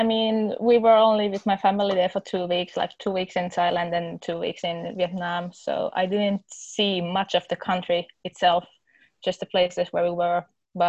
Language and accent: English; Finland; I'm 19 years old and I'm from Finland.